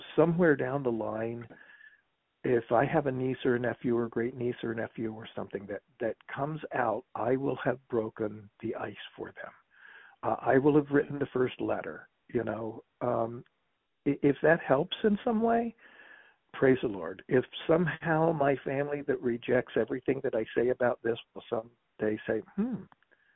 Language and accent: English; West Virginia, United States; I grew up in West Virginia.